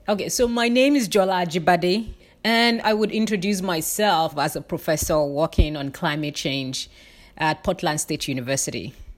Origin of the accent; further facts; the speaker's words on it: Nigeria; moved away as an adult; I'm originally from Nigeria, and I lived with very limited resources